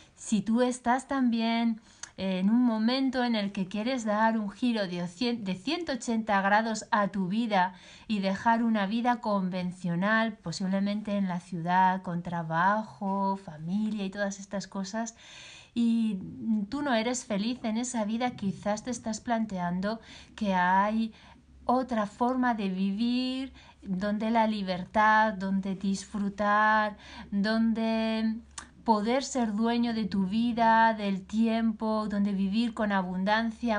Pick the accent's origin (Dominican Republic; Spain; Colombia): Spain; yo soy española, posiblemente por mi acento eso ya es más fácil de saber.